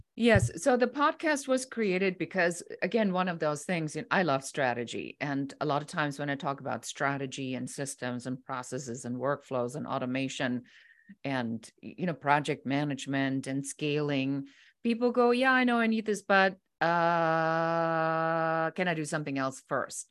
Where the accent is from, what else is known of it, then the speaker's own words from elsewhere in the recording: Germany; moved away as an adult; now in United States; I'm originally from Germany